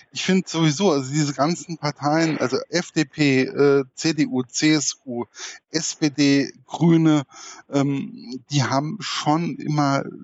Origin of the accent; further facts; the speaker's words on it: Hesse, Germany; Was mir aufgefallen ist, was mir als Hesse wahrscheinlich wehgetan hat, war der Kommentar, Hessen ist kein richtiges Bundesland.